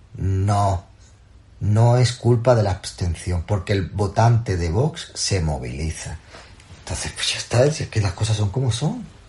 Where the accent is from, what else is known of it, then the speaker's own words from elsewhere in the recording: Andalusia, Spain; Soy andaluz